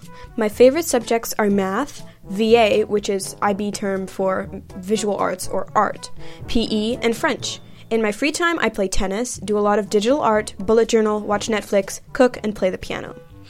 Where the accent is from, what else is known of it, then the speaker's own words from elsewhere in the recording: Kenya; also born or lived in United States / Netherlands; I am Kenyan and American, and consider myself an expat kid. I have lived in 7 different countries and moved 8 times.